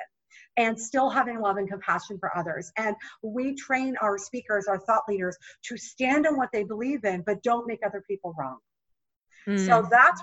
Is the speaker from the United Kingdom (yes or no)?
no; Canada; moved away as an adult; now in United States; until I moved from my home country of Canada to the US